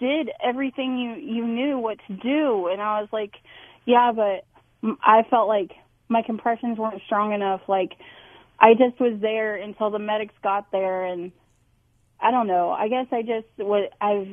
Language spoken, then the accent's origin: English; Salina, Kansas, United States; moved away; also born or lived in Louisville; I was born and raised in Salina, Kansas